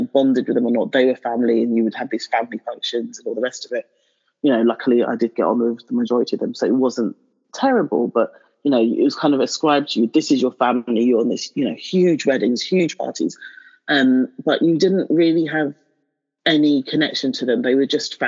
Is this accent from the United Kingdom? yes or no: yes; London, United Kingdom; moved away as an adult; also born or lived in Nigeria; now in Hertfordshire, United Kingdom; I still see myself as a Londoner. It's ingrained in my DNA now. It's my formative years. That's where I was.